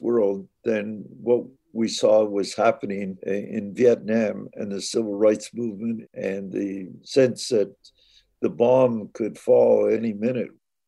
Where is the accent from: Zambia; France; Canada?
Canada; Saugeen First Nation, Ontario; I'm Ojibwe from the Saugeen First Nation.